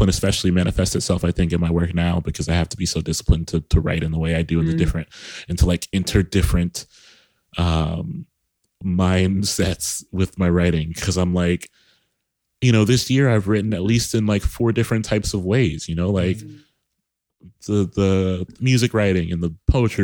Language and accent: English; Columbus, Ohio, United States; I'm from Columbus, Ohio